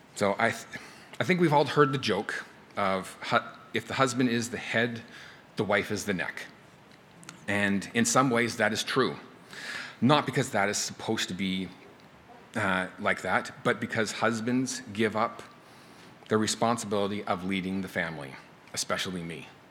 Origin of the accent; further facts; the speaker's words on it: Canada; now in United States; I'm from Canada